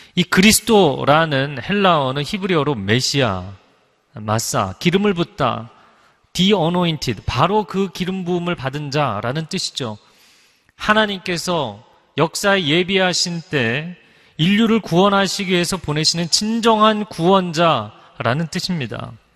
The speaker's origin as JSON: {"language": "Korean", "region": "Seoul", "country": "South Korea", "tie": "born or raised there", "said": "제가 어릴 적 잠실에 살면서"}